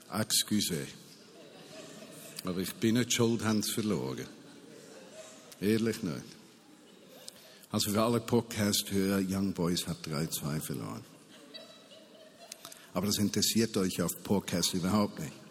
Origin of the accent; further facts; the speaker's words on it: Switzerland; Und wie können wir als Schweizer in einer solchen Situation sagen, am besten schließen wir die Grenzen, das ist nicht unser Problem.